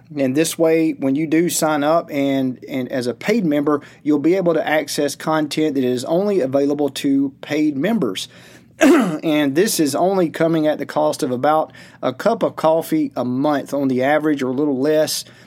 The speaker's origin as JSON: {"language": "English", "region": "Georgia", "country": "United States", "tie": "born or raised there", "said": "his and my home state of Georgia"}